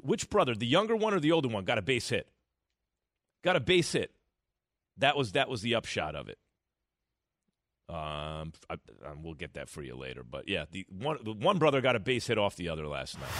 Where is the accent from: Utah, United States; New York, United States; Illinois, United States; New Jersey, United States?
New York, United States; growing up in New York